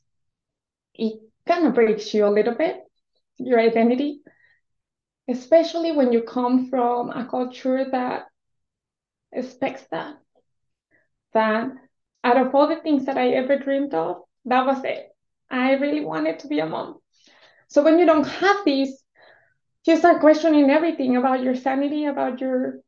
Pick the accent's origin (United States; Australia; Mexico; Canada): Mexico; English is a second language; moved away; I was born and raised in Mexico